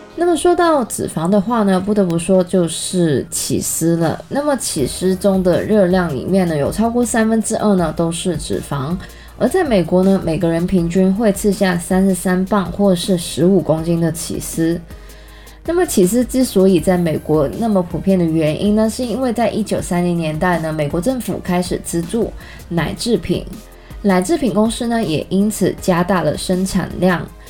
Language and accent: Chinese; Canada; 我在加拿大长大